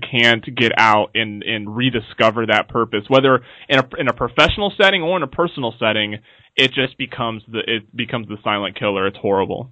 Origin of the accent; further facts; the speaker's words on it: the Northwest, Pacific Northwest, United States; I am from the Northwest